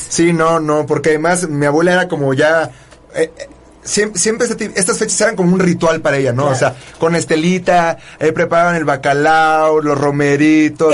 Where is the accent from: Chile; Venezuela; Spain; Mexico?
Mexico; soy más mexicano que el nopal